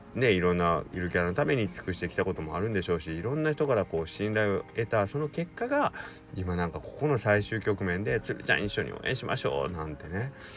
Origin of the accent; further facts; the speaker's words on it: Kagawa, Japan; 僕が香川県出身